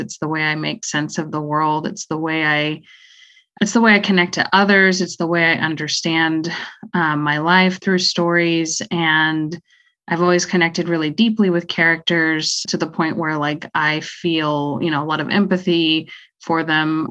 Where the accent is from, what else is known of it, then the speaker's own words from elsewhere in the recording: Austin, Texas, United States; I was born in Austin, Texas, and uh, currently live in the area